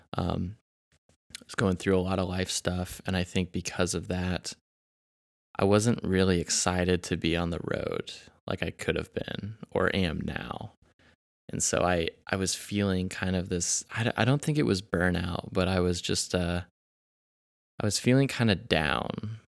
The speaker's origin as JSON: {"language": "English", "town": "Kansas City", "country": "United States", "also_born_or_lived": "Arkansas", "said": "I'm also from Kansas City"}